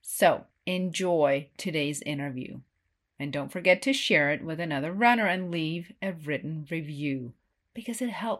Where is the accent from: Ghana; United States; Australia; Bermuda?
United States; Ten Sleep, Wyoming; my hometown of Tensleet, Wyoming.